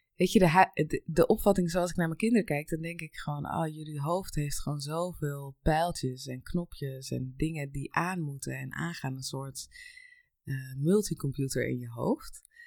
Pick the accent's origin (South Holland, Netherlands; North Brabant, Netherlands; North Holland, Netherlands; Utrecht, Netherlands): South Holland, Netherlands; Noorden; also born or lived in Colombia; Ik kom uit eh, ehm, Noorden en dat is een heel klein plaatsje eh, in, bij de Nieuwkoopse helemaal in het weiland, vrij en vol natuur. En ik ben geboren in Colombia.